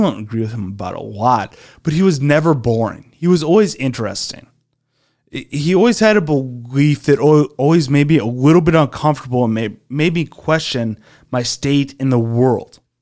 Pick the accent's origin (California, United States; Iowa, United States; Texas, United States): Iowa, United States; growing up in Iowa, driving a tractor for twelve hours a day